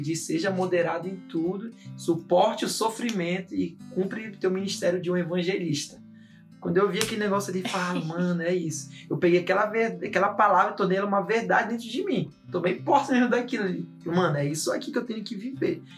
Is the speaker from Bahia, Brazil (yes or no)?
no; Belém, Pará, Brazil; eu nasci em Belém